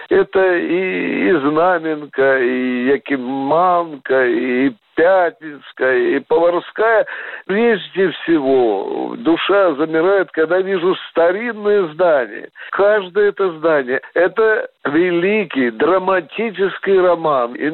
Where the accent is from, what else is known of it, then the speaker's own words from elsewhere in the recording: Moscow, Russia; Я счастлив, что я москвич.